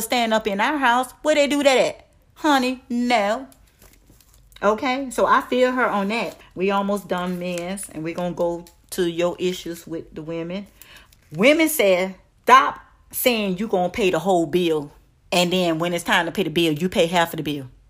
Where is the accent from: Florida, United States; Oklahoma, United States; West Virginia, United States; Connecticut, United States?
Florida, United States; Miami; I'm from Dade County, Liberty City, three oh five